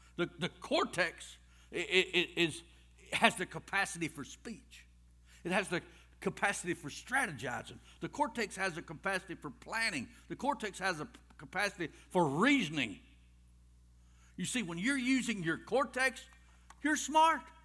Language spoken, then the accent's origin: English; Rockmart, Georgia, United States; I was raised in Rock Mart